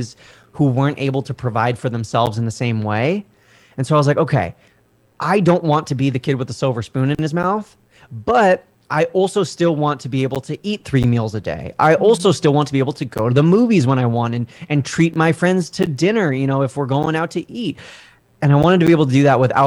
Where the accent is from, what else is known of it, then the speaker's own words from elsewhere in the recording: Southern California, United States; moved away as an adult; also born or lived in Washington, D.C.; And I'm from Southern California